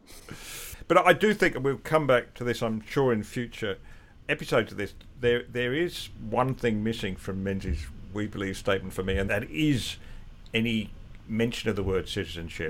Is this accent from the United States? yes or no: no; England, United Kingdom; now in Australia; I can be a English born with Scottish heritage